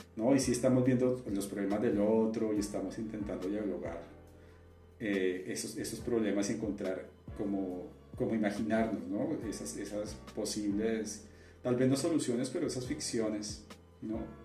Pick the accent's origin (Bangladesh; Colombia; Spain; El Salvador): Colombia; Cali, Valle del Cauca; moved away as an adult; now in Mexico; mi ciudad, pero ciudad de la que yo soy, de Cali